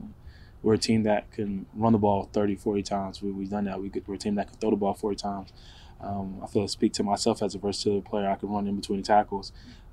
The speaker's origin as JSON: {"language": "English", "region": "Pennsylvania", "country": "United States", "tie": "born or raised there", "said": "growing up in Pennsylvania, obviously I was a Philly fan growing up"}